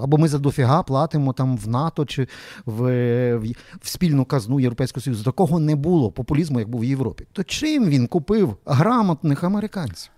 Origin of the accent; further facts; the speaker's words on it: Lviv, Lviv Oblast, Ukraine; ми з вами, як як львів'яни